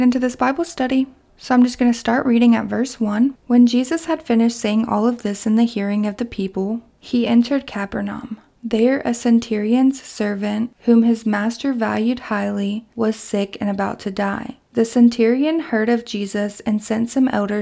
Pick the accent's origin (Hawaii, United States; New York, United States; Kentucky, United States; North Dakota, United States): Kentucky, United States; my hometown in Kentucky